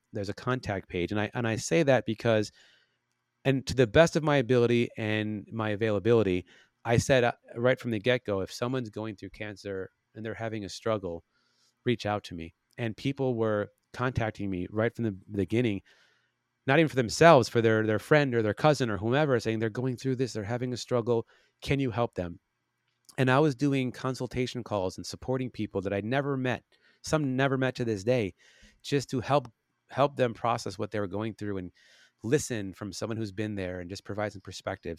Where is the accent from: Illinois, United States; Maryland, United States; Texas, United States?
Illinois, United States; Chicago; now in Los Angeles, United States; I'm from Chicago